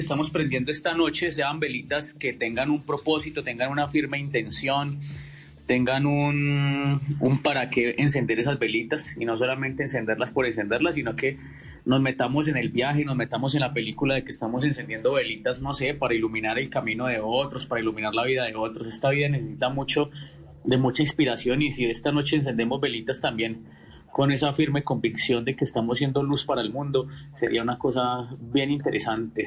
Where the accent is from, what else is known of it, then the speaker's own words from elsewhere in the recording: Quindío, Colombia; also born or lived in Quimbaya, Quindío; yo soy quindiano